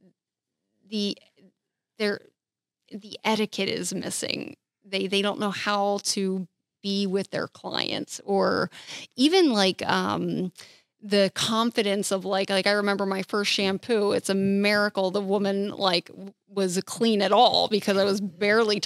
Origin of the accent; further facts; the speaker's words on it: New Jersey, United States; now in Florida, United States; I'm from New Jersey, where it's actually illegal